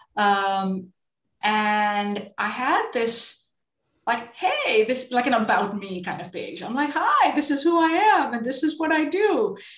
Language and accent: English; India; moved away; I grew up in India, and both my parents were are um, in are super creative.